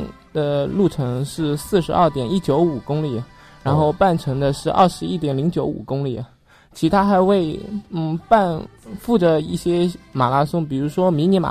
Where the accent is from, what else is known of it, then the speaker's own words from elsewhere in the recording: Shaoxing, Zhejiang, China; 来自体教幺五幺班的。嗯，我来自浙江绍兴，